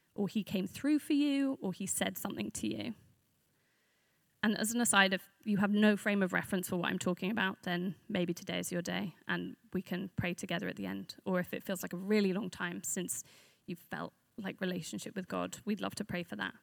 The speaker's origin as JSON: {"language": "English", "region": "London", "country": "United Kingdom", "said": "I am a Londoner, but I'm from north of the river"}